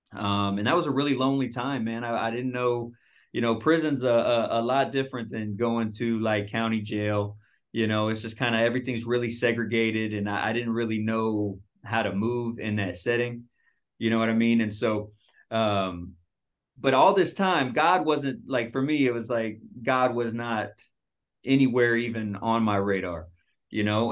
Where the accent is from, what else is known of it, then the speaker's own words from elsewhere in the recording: Dallas, Texas, United States; moved away as an adult; also born or lived in Seattle; I moved from Dallas, where I'm from